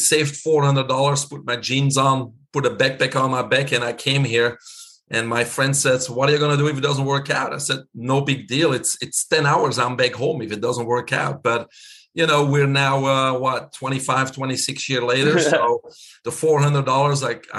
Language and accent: English; Belgium; moved away as an adult; now in Florida, United States; everybody can hear my accent. I'm keeping it. I'm originally from Belgium.